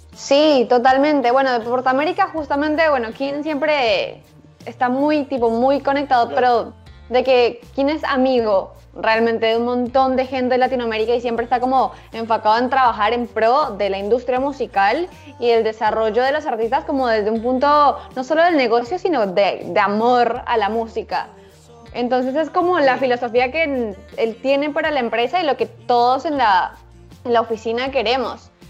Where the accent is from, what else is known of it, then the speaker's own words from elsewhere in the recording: Bogotá, Colombia; moved away as an adult; also born or lived in Buenos Aires, Argentina; now in Mexico City, Mexico; Nací en Bogotá, eh, soy colombiana y los últimos nueve años estuve viviendo en Buenos Aires